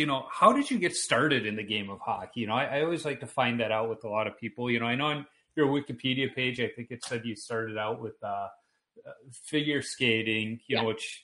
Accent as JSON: {"language": "English", "town": "Chicago", "region": "Illinois", "country": "United States", "moved": "yes", "lives_now": "Minnesota, United States", "said": "I am originally from Chicago, but I'm in Minnesota now"}